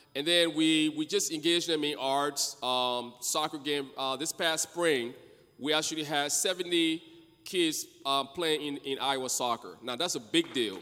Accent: Liberia; now in United States; I'm originally from Liberia, my wife and I, and we came here as refugee.

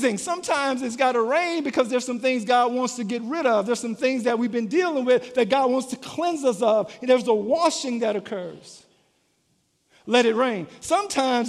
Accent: Louisiana, United States; I'm from Louisiana

